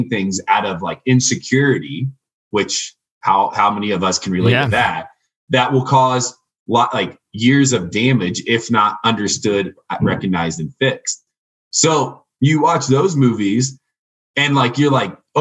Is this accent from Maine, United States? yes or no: no; Indiana, United States; moved away; I'm from Indiana, like a small town in Indiana